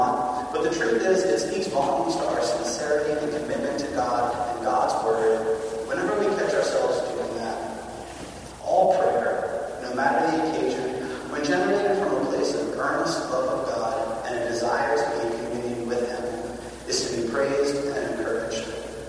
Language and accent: English; Massachusetts, United States; I grew up in Massachusetts.